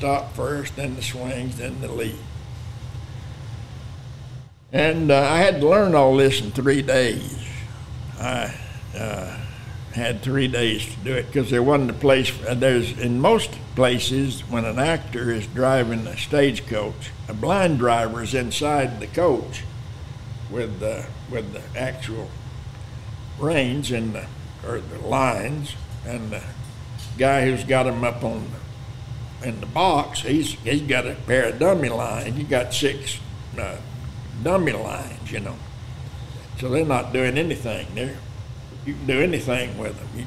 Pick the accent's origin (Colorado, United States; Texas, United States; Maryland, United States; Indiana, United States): Texas, United States; Lubbock; also born or lived in Lamesa, Texas / Austin, Texas; I was born in La Mesa, Texas, raised in Lubbock and Austin